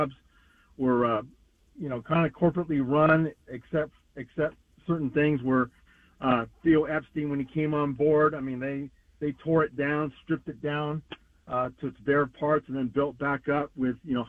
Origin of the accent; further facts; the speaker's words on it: Santa Clara, California, United States; growing up in Santa Clara, our Little League, Briarwood Little League, went to the Little League World Series Championship in 1969